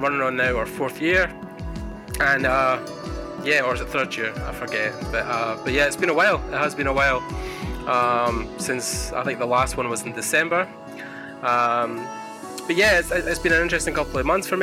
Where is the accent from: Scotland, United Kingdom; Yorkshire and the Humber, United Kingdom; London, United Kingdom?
Scotland, United Kingdom; I'm from Scotland, so we are just born in the cold